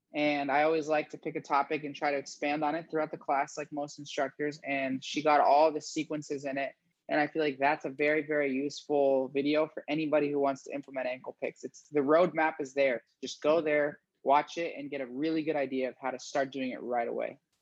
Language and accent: English; Fort Myers, Florida, United States; also born or lived in Gainesville, Florida; I'm from Fort Myers, Florida